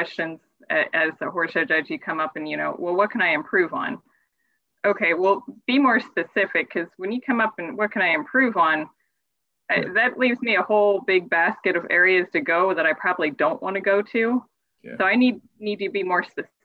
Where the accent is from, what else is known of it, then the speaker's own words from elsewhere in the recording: Pennsylvania, United States; moved away as an adult; also born or lived in Missouri; I grew up in Pennsylvania